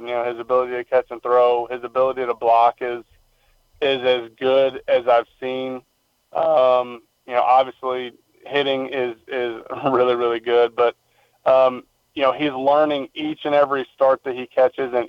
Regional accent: Indianapolis, Indiana, United States; moved away; also born or lived in Missouri; I grew up in Indianapolis

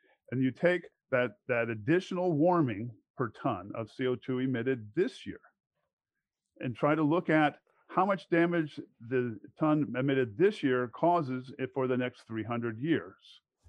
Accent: Alexandria, Virginia, United States; I grew up in Alexandria, Virginia.

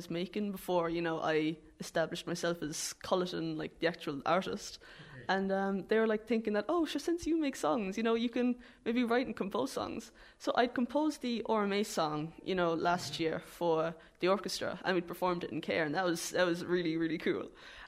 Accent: Ballyporeen, Munster, Ireland; It would be so cool saying, oh yeah, sure, I'm from Ballyporeen.

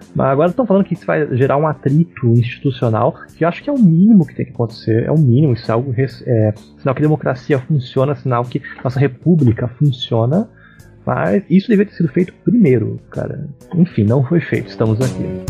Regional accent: Paraná, Brazil; eu sou do Paraná também

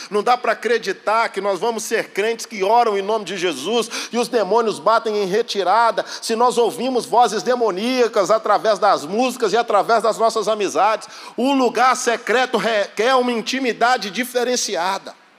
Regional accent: Belo Horizonte, Minas Gerais, Brazil; sou de Belo Horizonte

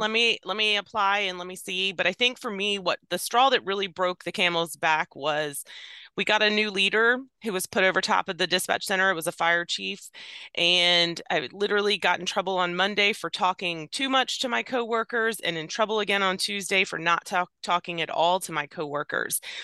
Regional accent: Virginia, United States; I was born and raised in Virginia

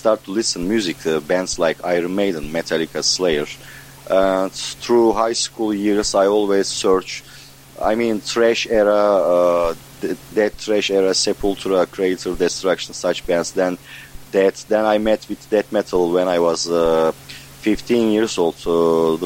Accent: Ankara, Turkey; We are from Ankara, is a capital.

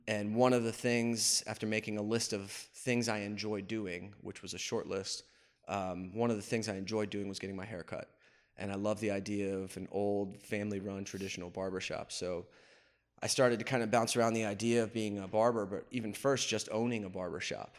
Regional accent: Wilkes-Barre, Pennsylvania, United States; moved away as an adult; also born or lived in Pottsville, Pennsylvania; now in Richmond, United States; I was raised in Wilkes-Barre

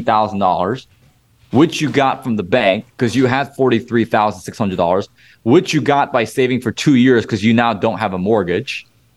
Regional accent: Illinois, United States; I've done most of my deals here in Illinois, my home state

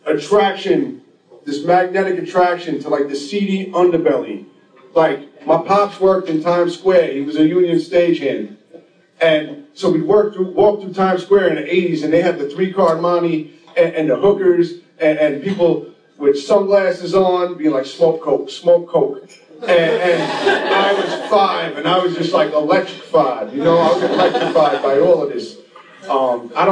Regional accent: Lindenhurst, New York, United States; also born or lived in Brooklyn, New York; I grew up in Lyndonhurst, Long Island.

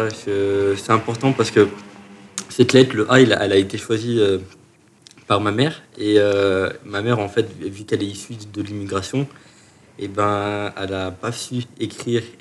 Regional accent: Chalon-sur-Saône, Bourgogne-Franche-Comté, France; Je suis né à Chalon-sur-Saône.

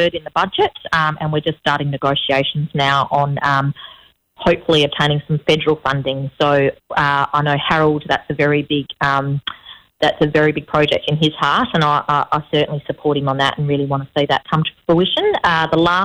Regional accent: Broome, Western Australia, Australia; born or raised there

